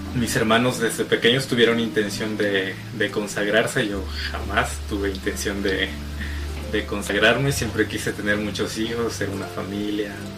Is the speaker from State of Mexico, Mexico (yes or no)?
no; Salina Cruz, Oaxaca, Mexico; also born or lived in Veracruz; now in Huatusco, Mexico; nací en Salina Cruz, Oaxaca. Mi familia es originaria del estado de Veracruz